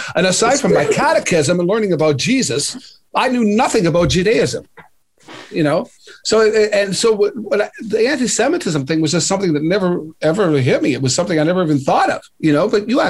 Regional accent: Sault Ste. Marie, Ontario, Canada; I'm from Sault Ste. Marie, Ontario. Our whole ethnic community was so tiny.

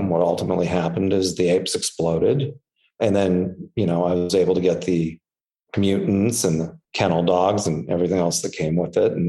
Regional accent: Anaheim, California, United States; I grew up in Anaheim, which I grew up probably two blocks away from Disneyland

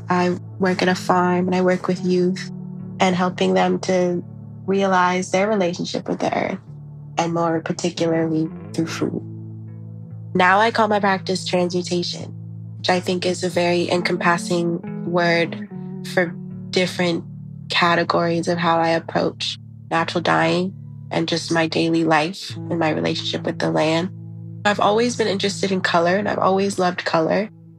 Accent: Arizona, United States; I was born in the desert. I'm from Arizona, but I've sort of been everywhere. So that's a complicated question for me, but I'm definitely from Arizona.

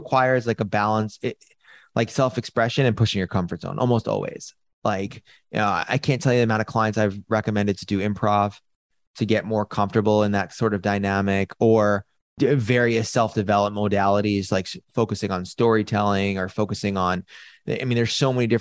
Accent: New York City, New York, United States; I was born and raised in New York City

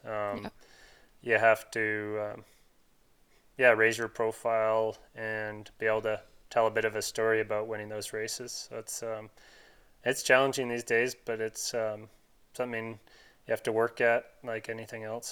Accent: Canada; as a Canadian

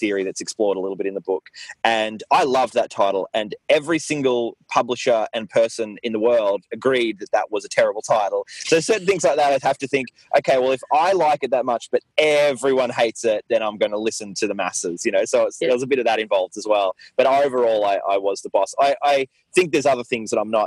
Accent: Mornington, Victoria, Australia; I grew up in Mornington, actually, which is where I am now, which is a small town, a small beachside town

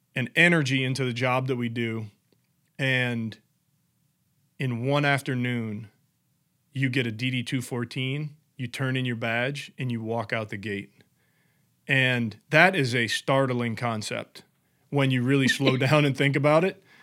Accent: New Orleans, Louisiana, United States; moved away; I grew up in New Orleans

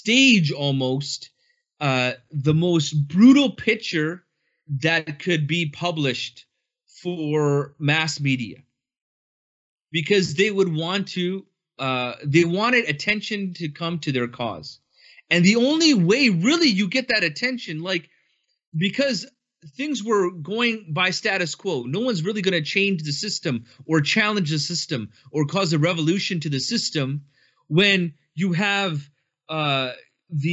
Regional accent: Canada; I have been born and raised in Canada.

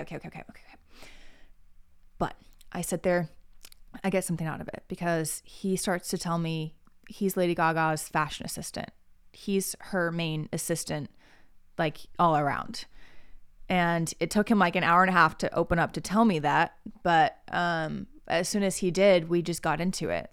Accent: Oklahoma, United States; moved away; also born or lived in Texas (family); I love being Midwestern. I love being, like, a okie.

